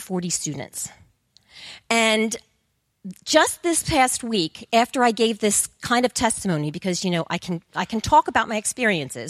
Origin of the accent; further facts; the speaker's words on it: Coatesville, Pennsylvania, United States; I was born and raised in Coatesville, and there's nothing there